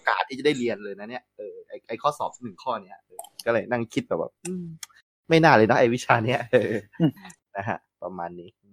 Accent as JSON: {"language": "Thai", "region": "Yala", "country": "Thailand", "tie": "born or raised there", "also_born_or_lived": "Betong", "moved": "yes", "said": "พี่โตที่ยะลา"}